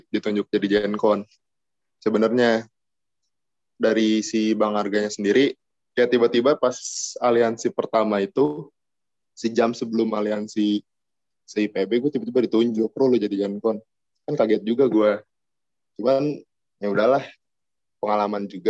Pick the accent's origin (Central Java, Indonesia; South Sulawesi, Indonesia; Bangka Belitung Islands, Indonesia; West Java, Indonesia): West Java, Indonesia; Bogor; Gue dari kota Bogor.